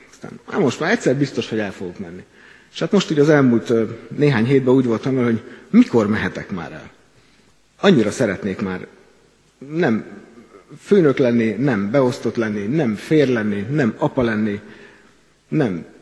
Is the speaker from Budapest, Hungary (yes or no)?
no; Kecskemét, Bács-Kiskun, Hungary; Kecskeméti vagyok, ennek a gyülekezetnek presbitere